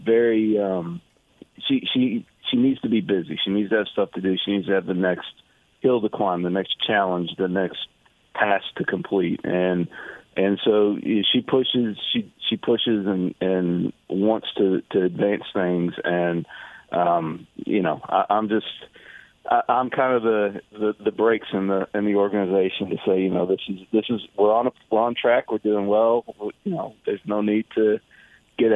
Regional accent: Knoxville, Tennessee, United States; now in Houston, United States; Knoxville is my hometown. It's where I was born, where I was raised.

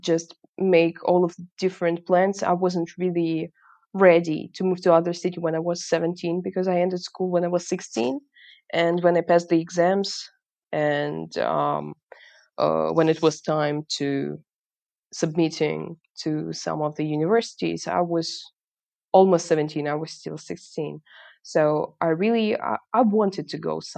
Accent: Kharkiv, Kharkiv Oblast, Ukraine; English is a second language; I was born in Kharkiv.

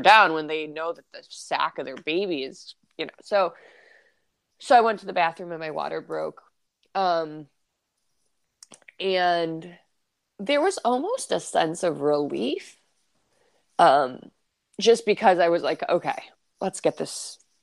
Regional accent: Detroit, Michigan, United States; moved away; we're from Detroit

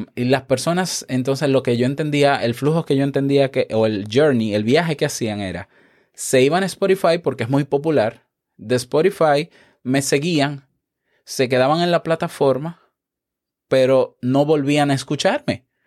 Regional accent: Dominican Republic; como decimos en mi país, República Dominicana, un maco

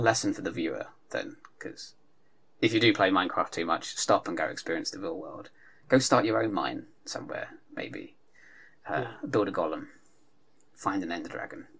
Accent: United Kingdom; we're British

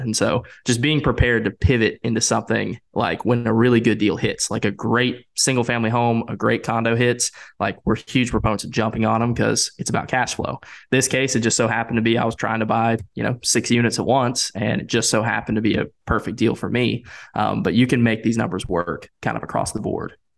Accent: Winston-Salem, North Carolina, United States; growing up in Winston-Salem

